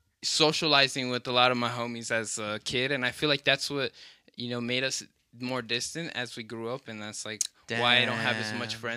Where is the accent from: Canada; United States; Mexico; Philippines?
United States; Greeley, Colorado; I was raised here in Greeley.